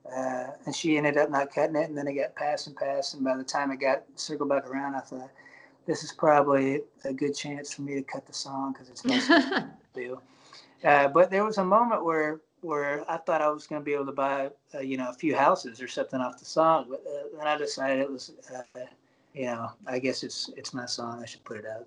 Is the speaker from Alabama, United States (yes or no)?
yes; Alabama, United States; moved away; also born or lived in Nashville / Los Angeles; I'm, I'm from Alabama originally